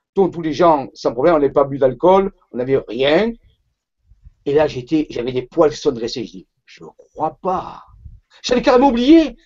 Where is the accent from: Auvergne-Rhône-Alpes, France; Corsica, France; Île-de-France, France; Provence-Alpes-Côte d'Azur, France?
Provence-Alpes-Côte d'Azur, France; Marseille; also born or lived in Saint-Raphaël; je suis né à Marseille